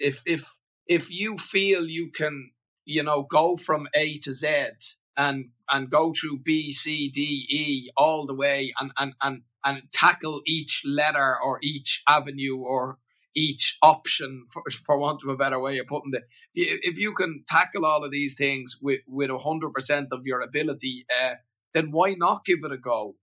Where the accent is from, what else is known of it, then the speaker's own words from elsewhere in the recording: Ireland; moved away as an adult; I moved away from Ireland